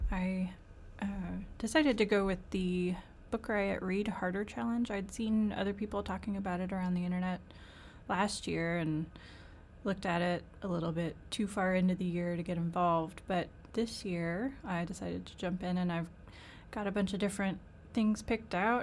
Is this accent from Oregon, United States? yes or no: no; Northern Kentucky, United States; also born or lived in South Carolina; now in Central Kentucky, United States; I'm originally from Northern Kentucky, but I've lived in the Central Kentucky